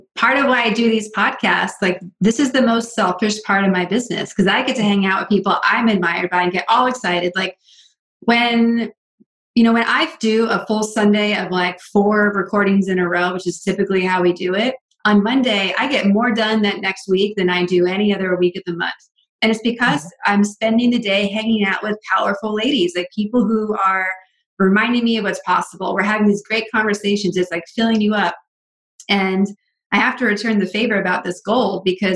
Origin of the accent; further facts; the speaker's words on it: Northeast, United States; I come from the Northeast, so we had snow days all the time.